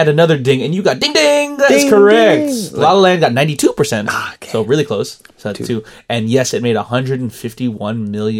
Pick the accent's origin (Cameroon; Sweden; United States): Sweden; Hi, Georgie. I'm from Sweden.